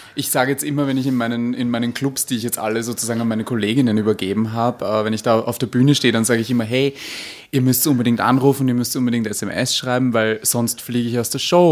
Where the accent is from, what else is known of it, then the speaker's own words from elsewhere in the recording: Vienna, Austria; accent: Viennese; Unter anderem Japanisch, aber ich spreche Wienerisch eigentlich